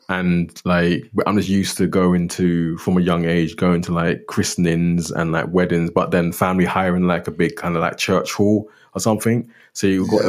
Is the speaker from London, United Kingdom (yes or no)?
yes; London, United Kingdom; also born or lived in northeast of Scotland; now in Scotland; growing up in London